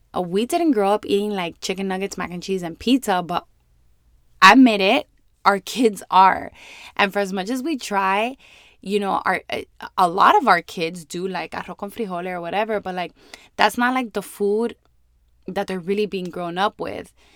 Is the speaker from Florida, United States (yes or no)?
yes; Miami, Florida, United States; born and raised in Miami